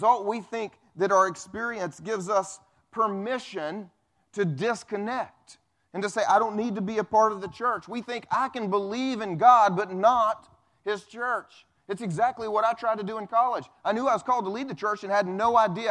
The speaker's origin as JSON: {"language": "English", "region": "the Bible Belt", "country": "United States", "tie": "born or raised there", "said": "I grew up, I grew up here in the Bible Belt going to church"}